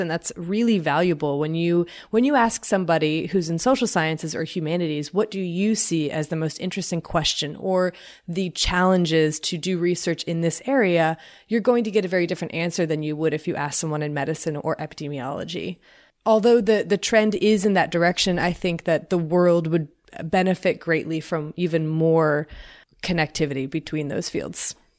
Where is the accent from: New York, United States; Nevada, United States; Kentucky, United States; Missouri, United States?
Kentucky, United States; also born or lived in Florida; I moved from Florida to Kentucky